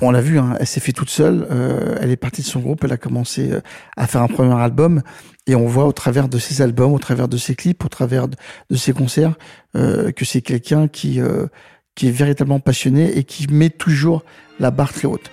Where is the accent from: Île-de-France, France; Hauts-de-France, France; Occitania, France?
Île-de-France, France; Saint-Ouen; je viens, donc de Saint-Ouen et, des quartiers défavorisés